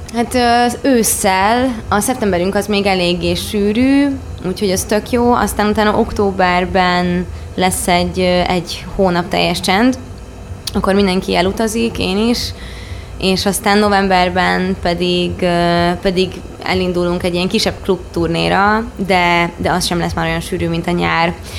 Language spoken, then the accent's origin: Hungarian; Baja, Bács-Kiskun, Hungary; Baján nőttem fel